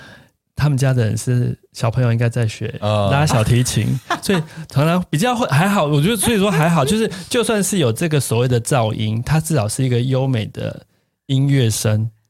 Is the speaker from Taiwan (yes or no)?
yes; Tainan, Taiwan; 当然现在我一个月每个月至少回去一次，但是频率就是没那么高。就台南是我的故乡了。